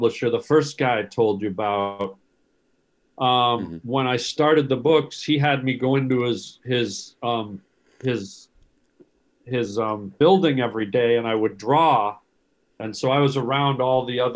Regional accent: Canada; I'm Canadian.

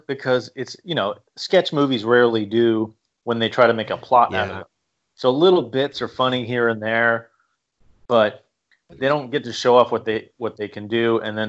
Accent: New York, United States; moved away; also born or lived in Columbus, Ohio / Boston / Philadelphia; I lived in a city my whole life. I grew up in New York and then moved to, you know, Columbus, Ohio. I lived in Boston and lived in Philadelphia

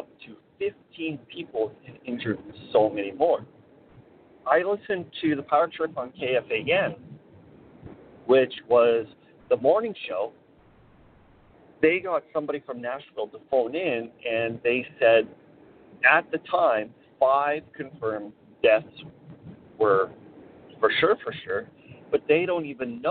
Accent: Canada; I am headed back to my hometown

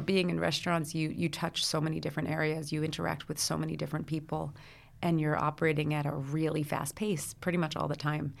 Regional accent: Brooklyn, New Jersey, United States; I grew up in the Brooklyn, New Jersey area. So I was born in Brooklyn. I went to school in New Jersey

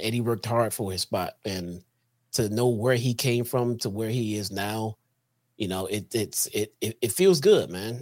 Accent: Chicago, Illinois, United States; I'm from Chicago

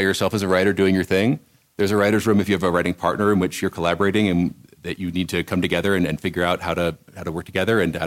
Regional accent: Washington, District of Columbia, United States; moved away as an adult; also born or lived in Rome, Italy / Hollywood; I grew up in Washington, D.C.

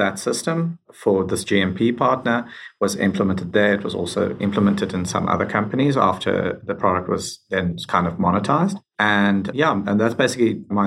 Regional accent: South Africa; moved away as an adult; now in Canada; I'm originally from South Africa

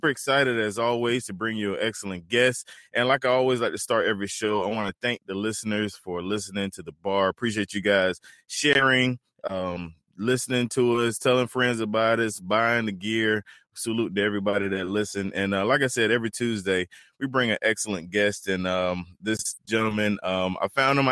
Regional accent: near Fayetteville, Eastern North Carolina, United States; moved away; I'm from Eastern North Carolina, near Fayetteville.

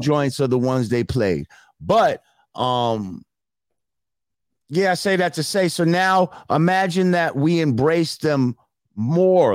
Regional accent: New Rochelle, New York, United States; Growing up in New Rochelle, like there's a lot of mixed shit going on

